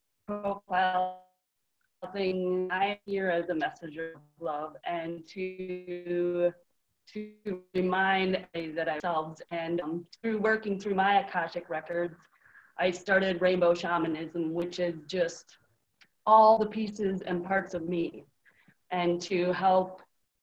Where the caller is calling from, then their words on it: near Green Bay, Wisconsin, United States; I am calling from Wisconsin, close to Green Bay.